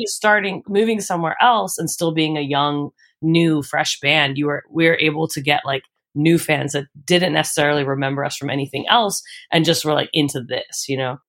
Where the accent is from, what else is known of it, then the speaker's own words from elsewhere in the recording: Philadelphia, Pennsylvania, United States; moved away as an adult; now in Austin, United States; I grew up in the Northeast in uh, Homes, like super close to Fox Chase